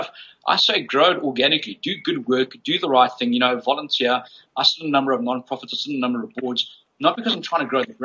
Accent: South Africa; growing up as a South African Chinese in South Africa during the apartheid days

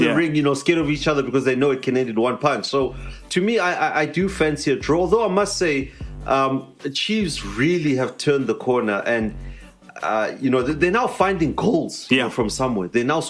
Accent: South Africa; So, you know, you want to see that as a South African fan. You want to see, you know, all our teams, you know, continentally.

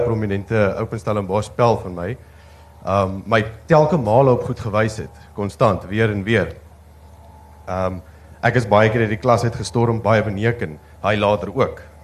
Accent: Namibia; moved away as an adult; now in Stellenbosch, South Africa; ek kom van Namibia af

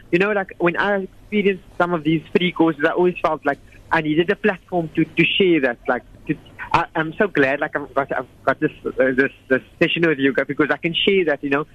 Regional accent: South Africa; we are South African and we're in Africa.

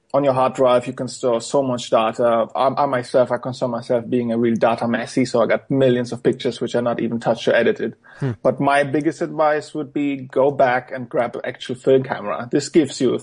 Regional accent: Germany; English is a second language; also born or lived in Poland; I've been born in Poland, but when I got 2 years old, so my parents moved to Germany

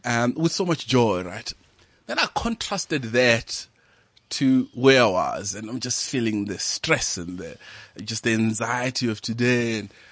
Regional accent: Venda, Limpopo, South Africa; moved away; I'm from Venda up in Limpopo, and I grew up in a village there called Habegwa

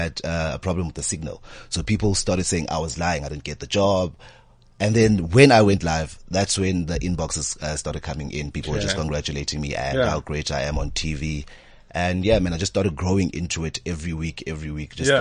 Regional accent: Durban, KwaZulu-Natal, South Africa; also born or lived in Esikhawini, Empangeni / Umlazi / Glenwood; I grew up in a lot of places in Durban

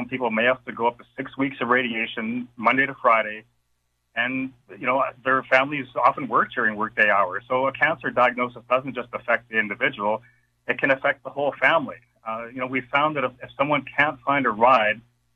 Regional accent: Regina, Saskatchewan, Canada; also born or lived in Belcarra; now in Edmonton, Canada; I grew up in Regina. I was born in Belcarra

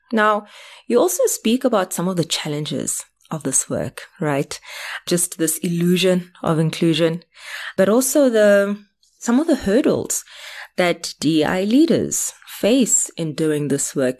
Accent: South Africa; I'm South African, black, female, having grown up in spaces that were, were almost invited spaces

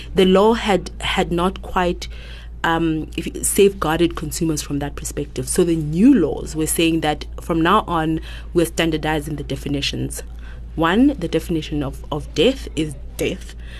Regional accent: Lesotho; moved away as an adult; now in South Africa; I come from Lesotho actually, and I grew up there.

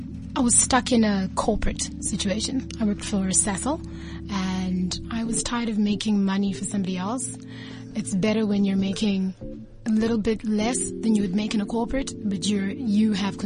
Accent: South Africa; now in East Rand, South Africa; Grew up in the North.

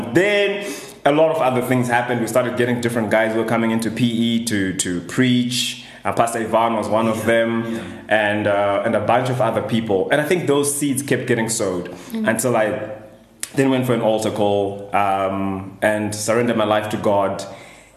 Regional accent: Harare, Zimbabwe; I grew up in Glenora, high density area in Harare

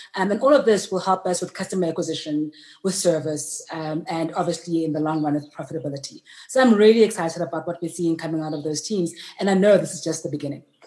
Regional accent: Soshanguve, Gauteng, South Africa; I was born in Sochanguve, which is just north of Pretoria

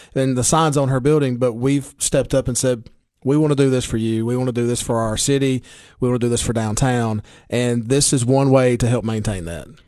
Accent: Baxter, Tennessee, United States; I'm from Putnam County or Baxter or Clover

